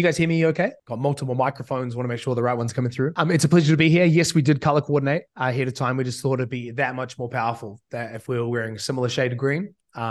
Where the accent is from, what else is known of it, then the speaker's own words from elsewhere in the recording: New Zealand; accent: hybrid; I've spent basically all my life living in New Zealand, but since I was 15, listening to about 2 hours a day of American speak. And so at this point, I'm a bit of a mutt accent